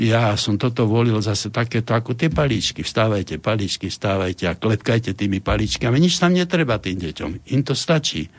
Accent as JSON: {"language": "Slovak", "town": "Banská Bystrica", "region": "Banská Bystrica Region", "country": "Slovakia", "said": "ja som Bystričan, tvrdý Bystričan"}